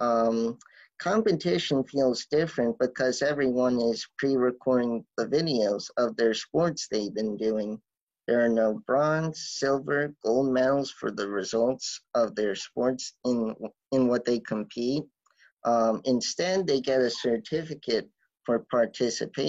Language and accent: English; Lansdale, Pennsylvania, United States; I'm from Lansdale, Pennsylvania